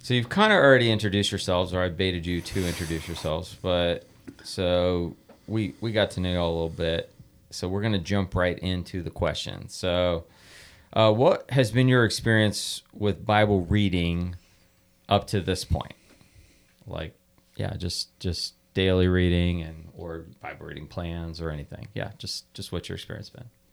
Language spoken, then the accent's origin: English; United States; we're blessed as American Christians